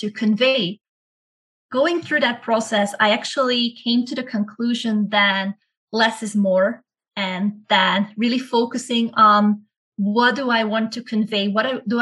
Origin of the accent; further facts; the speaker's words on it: Belgium; moved away as an adult; also born or lived in Ecuador / Netherlands; I'm originally from Belgium, and I did my undergraduate and then first master's degree in Belgium